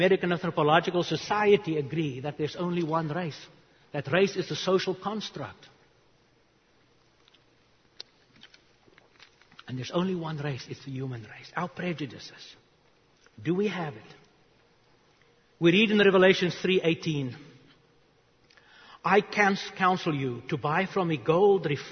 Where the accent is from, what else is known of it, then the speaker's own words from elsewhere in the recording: South Africa; English is a second language; moved away as an adult; also born or lived in Charlotte, North Carolina; now in United States; I was 9 years old. I grew up in South Africa.